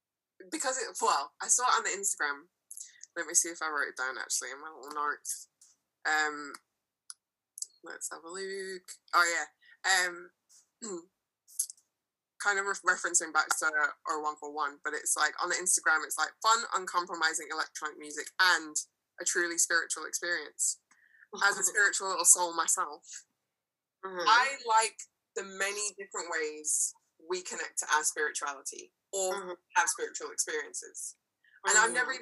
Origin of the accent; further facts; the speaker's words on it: Birmingham, West Midlands, United Kingdom; moved away as an adult; also born or lived in Scotland; now in Birmingham, United Kingdom; born and raised in Birmingham and then coming back